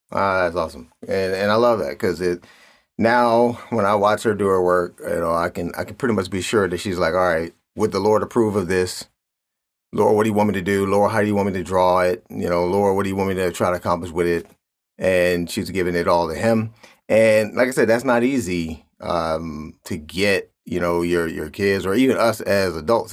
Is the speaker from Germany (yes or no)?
no; Cleveland, Ohio, United States; I grew up in Cleveland.